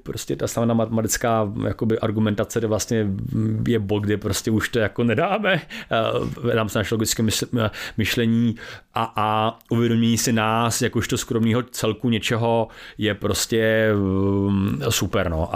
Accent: Czechia; my strašně třídíme jako Češi

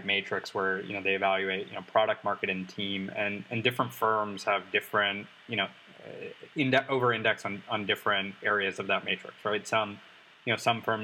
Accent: Atlanta, Georgia, United States; I'm from Atlanta. I'm from a secondary market.

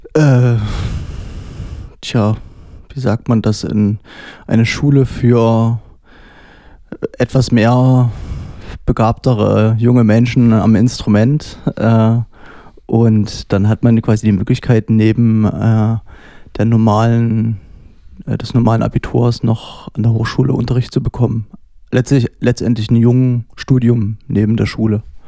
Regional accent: Dresden, Saxony, Germany; also born or lived in Berlin / Leipzig; Ich bin tatsächlich äh, richtiger Dresdner. Ich bin hier geboren.

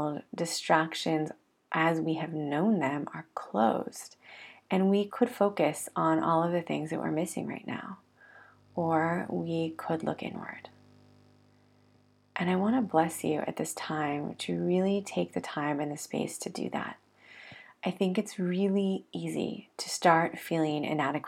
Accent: United States; now in Israel; as an American immigrant living in Israel

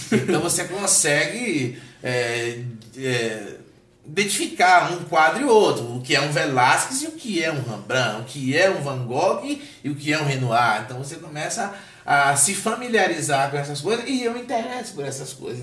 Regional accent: Salvador, Bahia, Brazil; moved away as an adult; also born or lived in Alagoinhas, Bahia, Brazil; now in Brasília, Brazil; Salvador, né, onde eu cresci

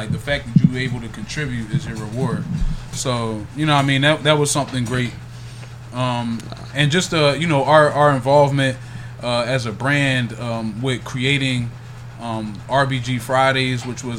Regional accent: Yeadon, Pennsylvania, United States; also born or lived in Philadelphia; So I was born in South Philly.

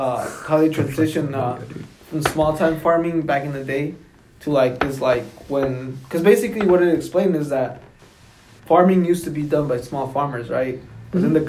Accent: South Carolina, United States; We're from Southern Carolina

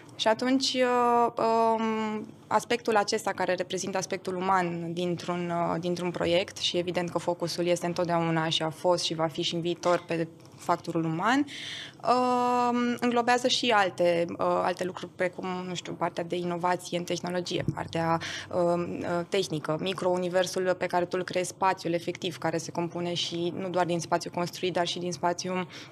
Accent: Romania; first language German; Romanian is a second language; also born or lived in Austria

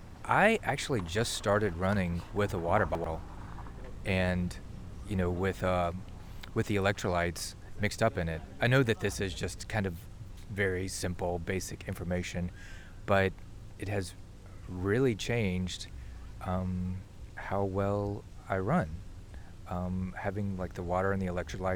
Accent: Mississippi, United States; moved away as an adult; now in New Orleans, United States; I am originally from Mississippi

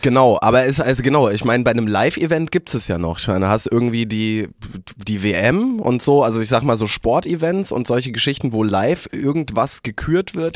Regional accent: Germany; wir haben ja als als Deutsche

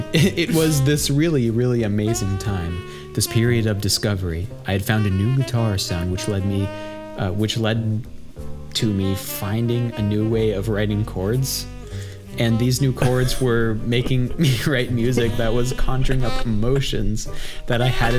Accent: Silver Spring, Maryland, United States; accent: Silver Spring; my Silver Spring accent

